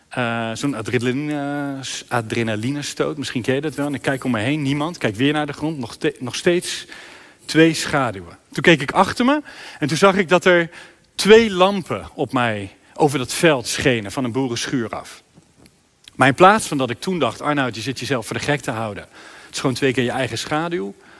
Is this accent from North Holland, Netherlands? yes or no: no; Sluis, Zeeland, Netherlands; in mijn stadje, in mijn sluis